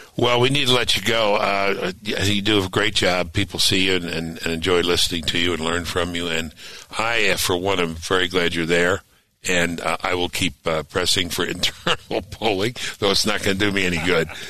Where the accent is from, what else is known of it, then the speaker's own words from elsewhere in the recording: New York City, New York, United States; moved away; I grew up in New York